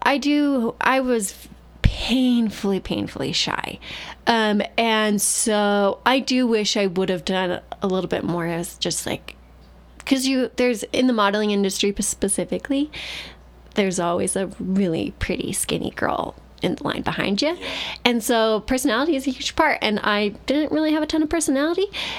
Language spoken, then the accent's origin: English; New York, United States; I grew up in New York around lots of non-Mormons